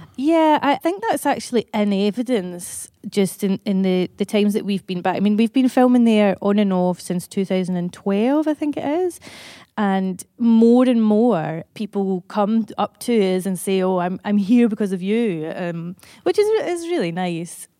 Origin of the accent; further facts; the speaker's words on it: Motherwell, Scotland, United Kingdom; I'm from Motherwell